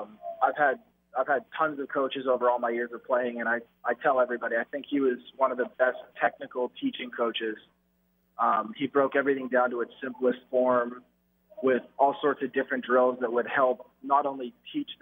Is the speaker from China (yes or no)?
no; Canada; being Canadian, I had to learn it in school.